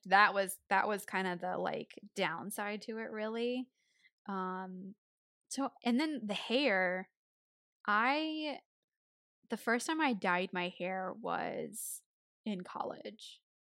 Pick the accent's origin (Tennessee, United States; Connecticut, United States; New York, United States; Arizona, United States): Tennessee, United States; accent: country; moved away as an adult; I was born in Tennessee, so I've had the accent, you know, for eighteen years